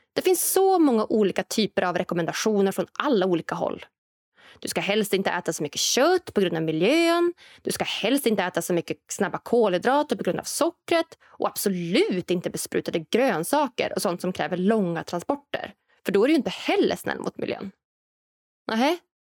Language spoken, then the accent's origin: Swedish; Norrland, Sweden; framtidslandet Norrland, där jag kommer ifrån